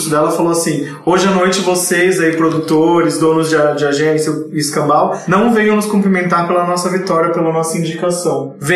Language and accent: Portuguese; Brazil; como bom brasileiro, eu precisava entregar as coisas meia-noite de ontem